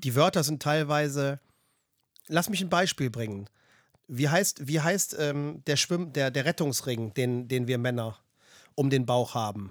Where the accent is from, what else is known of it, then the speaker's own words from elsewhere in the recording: Germany; als Deutscher